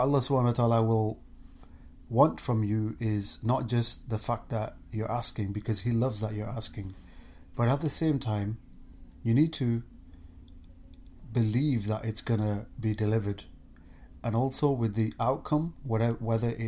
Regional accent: England, United Kingdom; moved away as an adult; now in Ohio, United States; I'm born and bred in England. I've been there for 38 years of my life

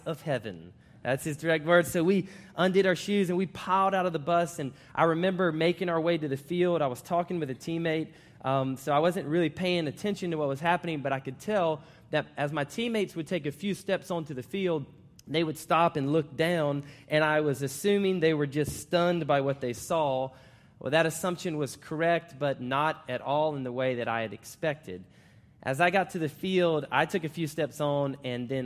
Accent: Florida, United States; moved away as an adult; also born or lived in Charlotte, North Carolina; now in Virginia, United States; I now live in Virginia, and I'm actually from Florida

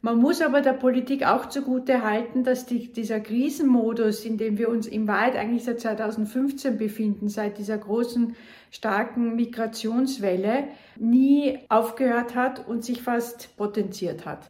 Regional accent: Austria; bei uns in Österreich

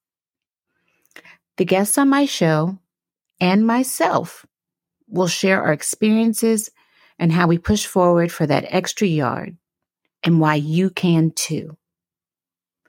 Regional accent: Pittsburgh, Pennsylvania, United States; my hometown team, the Pittsburgh Steelers. I bleed black and gold, and I have so since I was a little girl growing up in the burg

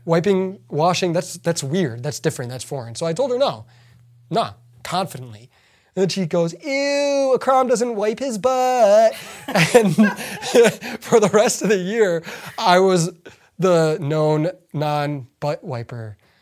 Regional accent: United States; English is a second language; growing up in the United States

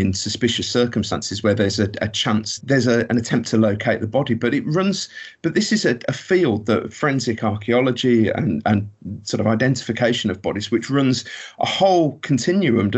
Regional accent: Birmingham, West Midlands, United Kingdom; I'm from Birmingham

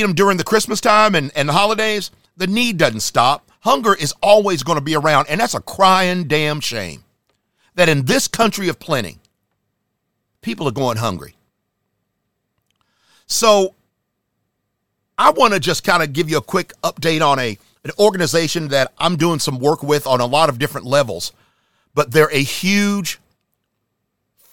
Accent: Charlotte, North Carolina, United States; my hometown area, Charlotte, North Carolina

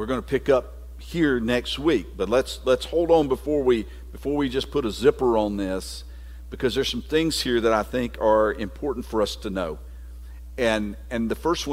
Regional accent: United States; I'm a citizen of the United States is because I was born here

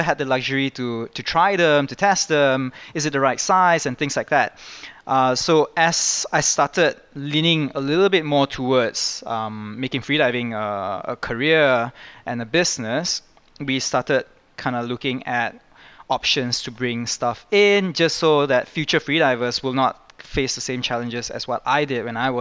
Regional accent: Kuala Lumpur, Malaysia; I was born in Malaysia and I've lived here all my life

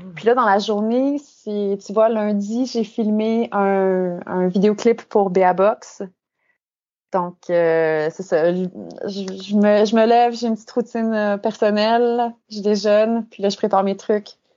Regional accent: Saint-Paul-de-Joliette, Quebec, Canada; moved away as an adult; also born or lived in Saint-Charles-Borromée / Montreal; now in Hamburg, Germany; je suis une fille de Saint-Paul-de-Joliette, donc j'ai fait toute ma mon enfance à Saint-Paul.

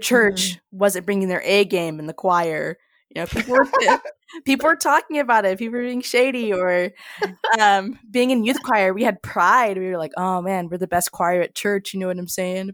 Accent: Junction City, Kansas, United States; my hometown of Junction City, Kansas

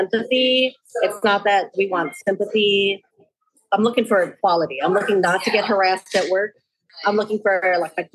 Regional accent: Chicago, Illinois, United States; also born or lived in Los Angeles; now in Minneapolis, United States; I was born and raised in Chicago and I moved here from

